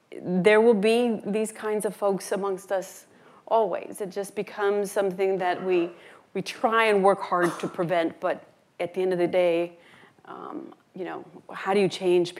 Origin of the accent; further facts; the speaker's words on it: El Paso, Texas, United States; moved away as an adult; now in New Mexico, United States; Having been born and raised in El Paso for 23 years